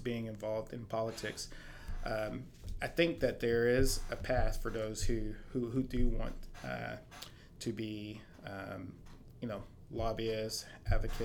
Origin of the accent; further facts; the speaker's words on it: Giddings, Texas, United States; now in Austin, United States; I grew up in Giddings, Texas, less than an hour from here